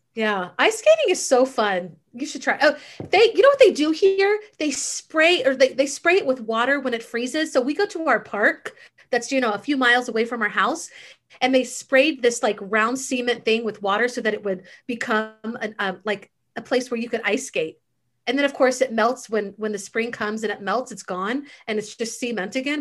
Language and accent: English; Missouri, United States; moved away; also born or lived in Texas; I grew up in the Midwest. I grew up right outside of Kansas City.